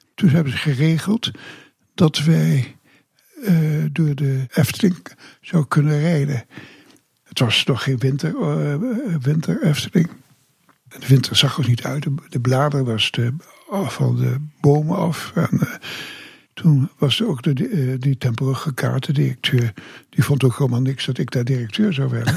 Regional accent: Groningen, Netherlands; also born or lived in Semarang, Indonesia / Ter Apel; now in Kaatsheuvel, Netherlands; zijn wij gaan wonen in Groningen. Daar heb ik de lagere school gedaan. Daar heb ik ook middelbare school gedaan.

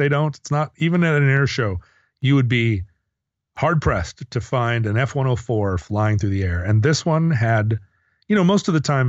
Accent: Alaska, United States; You know, growing up near Elmendorf Air Force Base in the late 70s, there was a whole weird host of planes that came and went

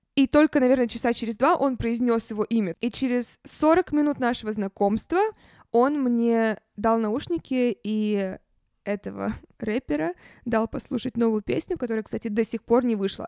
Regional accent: Saint Petersburg, Russia; also born or lived in Moscow; я сейчас в Петербурге, в моём родном городе.

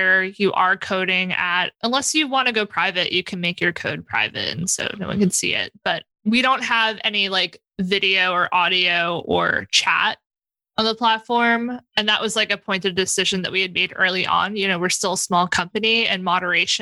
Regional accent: New York City, New York, United States; I'm from South Brooklyn. Our language is just gotchas and banter and stuff

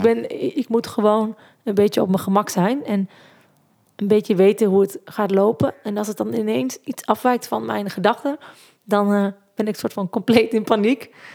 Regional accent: Zieuwent, Gelderland, Netherlands; En ik kom uit Zeeuwent in het mooie Achterhoek

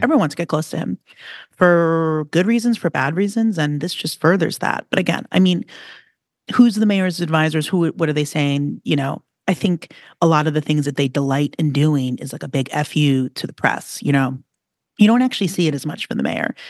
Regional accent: New York City, New York, United States; you have a New York attitude, so do I. And, you know, I have a real deep ingrained outer borough. I grew up by the ocean

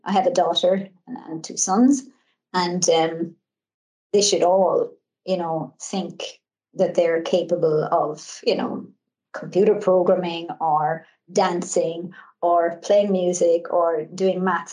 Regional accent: Ireland; I come from Ireland and um, I come from a, a, large family

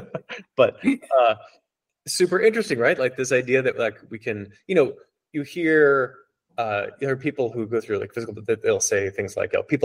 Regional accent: Hawaii, United States; I grew up with these in Hawaii

